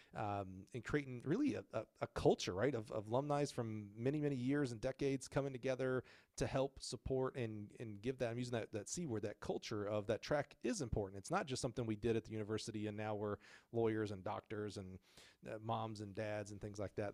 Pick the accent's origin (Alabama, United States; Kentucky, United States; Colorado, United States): Alabama, United States; moved away; I was from Alabama